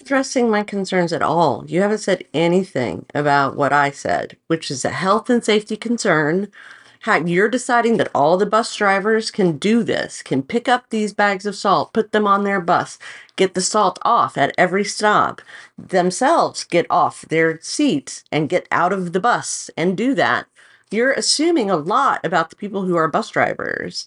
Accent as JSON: {"language": "English", "region": "the South", "country": "United States", "tie": "born or raised there", "moved": "yes", "lives_now": "Portland, United States", "said": "grew up in the South"}